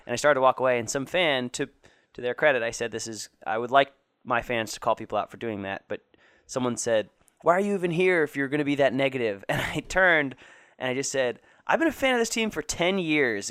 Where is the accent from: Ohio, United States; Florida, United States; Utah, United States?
Florida, United States; moved away; Irma didn't do too much damage to my hometown